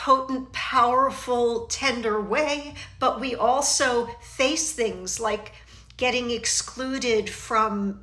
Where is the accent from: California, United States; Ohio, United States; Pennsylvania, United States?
Pennsylvania, United States; Philadelphia; accent: Philly; my Philly accent